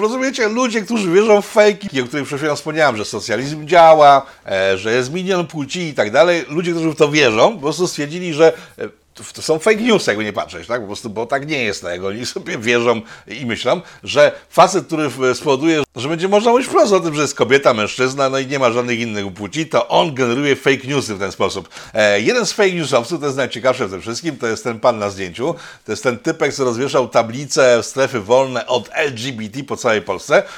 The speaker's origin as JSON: {"language": "Polish", "country": "Poland", "said": "my jesteśmy Polakami, a nie jesteśmy z Rosji"}